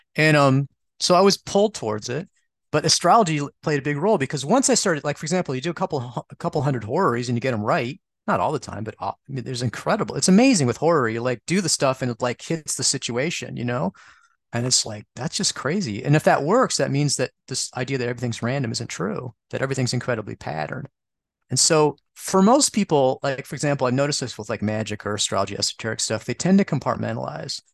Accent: Midwest, United States; since I'm from the Midwest, I say spica

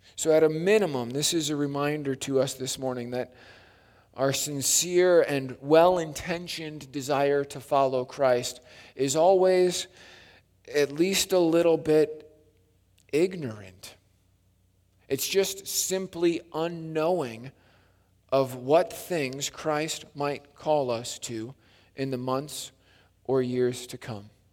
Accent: Wisconsin, United States; growing up in Wisconsin, it was Lake Lundgren Bible Camp

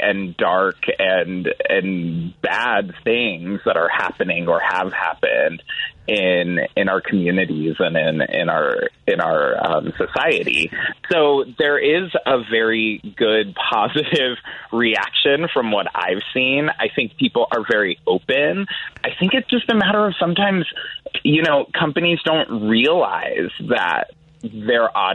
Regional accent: San Jose, California, United States; moved away as an adult; now in Chicago, United States; I grew up in San Jose

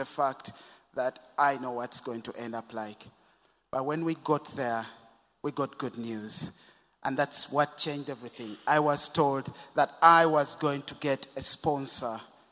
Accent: Kampala, Central Region, Uganda; I was born and brought up in Kampala in Uganda

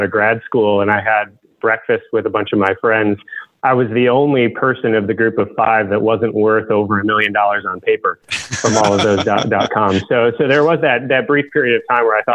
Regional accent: Michigan, United States; I grew up in Michigan

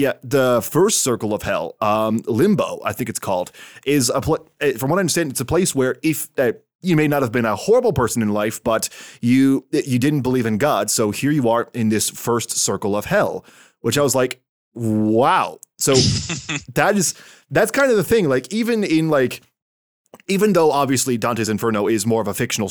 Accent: Canada; my home country of Canada

